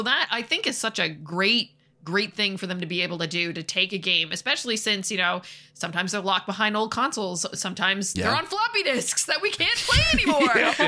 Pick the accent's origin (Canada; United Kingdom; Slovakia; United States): Canada; But, I mean, come on, we're Canadian. We have to talk about hockey, right?